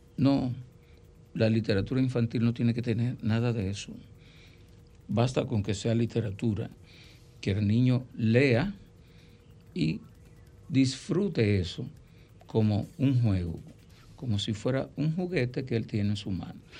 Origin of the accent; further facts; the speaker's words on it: Miches, El Seibo, Dominican Republic; mi pueblo, en Miches